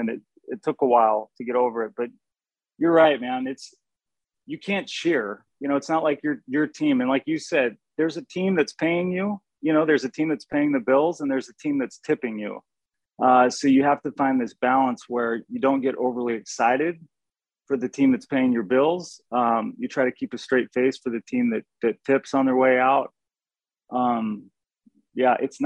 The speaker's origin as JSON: {"language": "English", "region": "northern Washington", "country": "United States", "tie": "born or raised there", "moved": "yes", "said": "stopped in northern Washington right before Canada, and that's where I ended up being born, raised"}